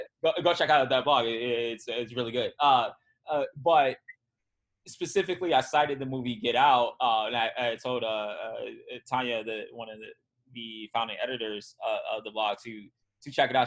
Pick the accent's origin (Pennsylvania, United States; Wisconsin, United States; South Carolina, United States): Wisconsin, United States; moved away; a lot of my friends and family live near uh, Kenosha, Wisconsin